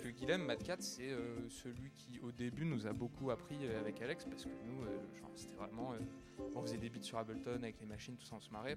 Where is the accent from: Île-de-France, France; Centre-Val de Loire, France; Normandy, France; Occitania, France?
Île-de-France, France; Paris; Je suis né à Paris, moi. J'ai tout le temps vécu à Paris